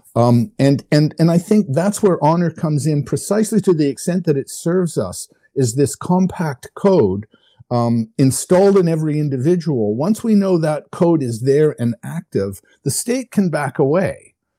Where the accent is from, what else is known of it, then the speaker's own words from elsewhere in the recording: Canada; I'm a Canadian. I come, uh, by birth and upbringing, I come from a country that doesn't really have much of a military